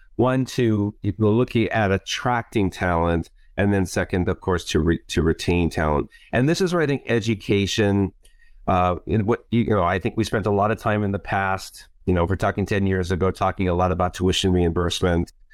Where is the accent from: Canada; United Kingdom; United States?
United States; Hawaii; moved away; also born or lived in Warsaw, Poland; my family's been here for many generations, and of course, I'm part Hawaiian, so this is, I would say, this is where my heart is, and this is home, home